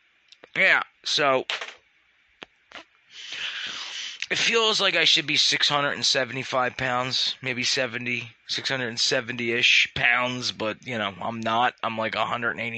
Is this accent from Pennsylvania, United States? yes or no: yes; Philadelphia, Pennsylvania, United States; I'm from Philly